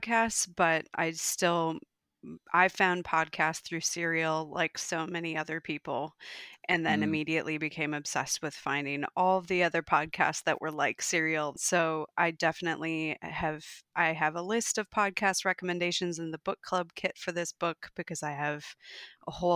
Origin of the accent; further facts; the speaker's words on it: Minnesota, United States; accent: Minnesota; moved away as an adult; also born or lived in North Dakota; now in Melbourne, Australia; I was born and raised in Minnesota, brief interlude in North Dakota when I was a baby